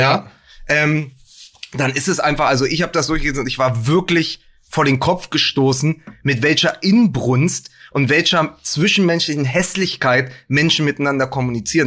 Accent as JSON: {"language": "German", "region": "Berlin", "country": "Germany", "said": "als Berliner"}